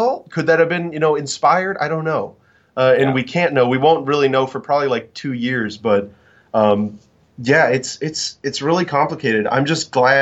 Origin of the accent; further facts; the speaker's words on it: Florida, United States; in my home country of Florida